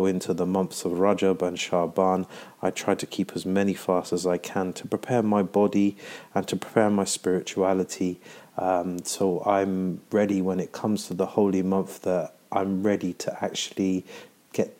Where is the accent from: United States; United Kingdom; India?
United Kingdom; London; I am from London.